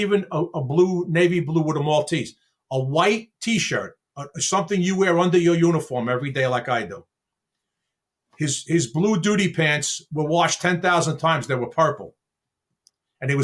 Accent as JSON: {"language": "English", "town": "New York City", "region": "New York", "country": "United States", "tie": "born or raised there", "said": "I grew up in Brooklyn, New York."}